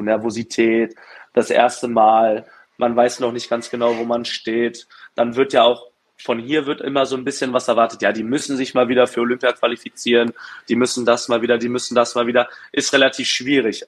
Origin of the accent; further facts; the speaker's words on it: Berlin, Germany; in Berlin, in meiner Heimat